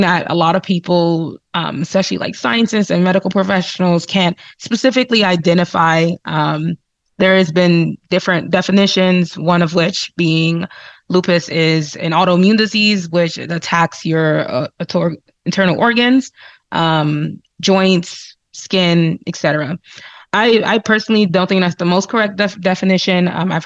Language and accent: English; New Jersey, United States; moved away as an adult; now in Salt Lake City, United States; I'm originally from the East Coast, so New Jersey. born and raised.